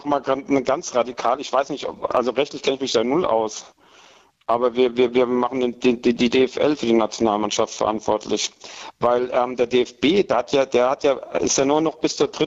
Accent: Aschaffenburg, Bavaria, Germany; die aus Aschaffenburg kommen, das, das, das kann nicht schief gehen.

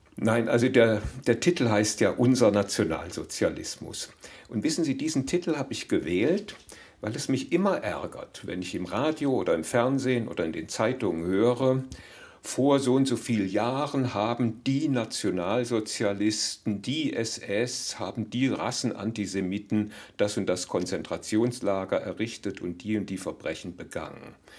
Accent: Germany; für uns Deutsche, die wir hier als Deutsche seit vier Generationen leben.

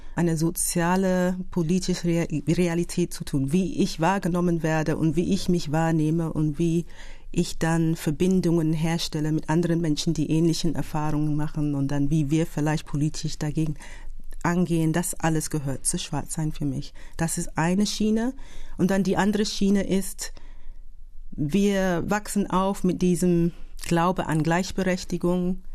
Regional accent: London, United Kingdom; German is a second language; moved away as an adult; now in Berlin, Germany; ich bin in Großbritannien ja, geboren, aufgewachsen

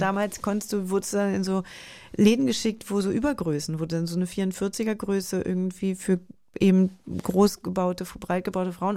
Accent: Germany

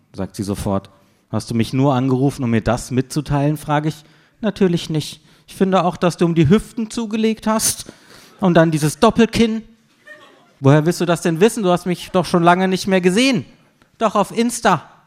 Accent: Freiburg, Baden-Württemberg, Germany; moved away; meiner Heimatstadt Freiburg

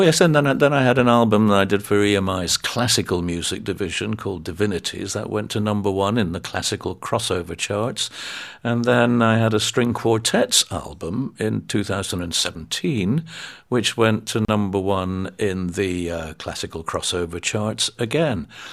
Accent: United Kingdom

